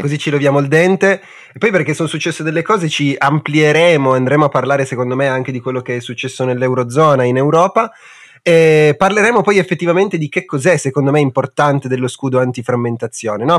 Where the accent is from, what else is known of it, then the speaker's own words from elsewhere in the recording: Italy; Noi perché siamo nati in Italia?